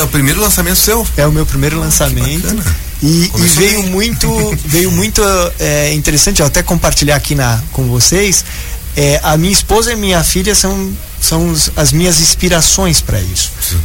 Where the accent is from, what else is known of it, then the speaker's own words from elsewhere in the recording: São Paulo, Brazil; moved away; eu tinha uma vida cultural em São Paulo, que é a minha cidade natal, bem intensa.